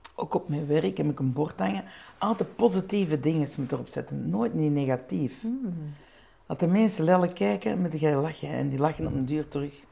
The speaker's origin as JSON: {"language": "Dutch", "region": "Flanders", "country": "Belgium", "said": "ik ben een Belgische, mijn man is een Nederlander"}